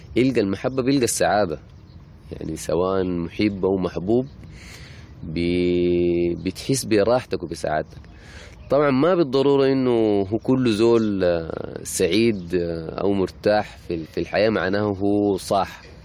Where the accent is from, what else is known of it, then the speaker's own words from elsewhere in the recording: Sudan; عندنا في السودان هنا